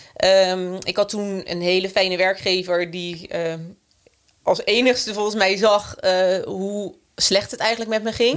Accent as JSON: {"language": "Dutch", "town": "Rijswijk", "region": "South Holland", "country": "Netherlands", "tie": "born or raised there", "said": "wij zijn eh, opgegroeid in Rijswijk"}